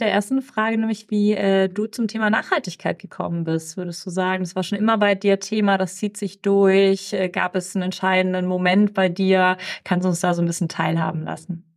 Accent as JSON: {"language": "German", "town": "Ulm", "region": "Baden-Württemberg", "country": "Germany", "moved": "yes", "said": "Ich komme aus Ulm, ich bin ja Schwäbin"}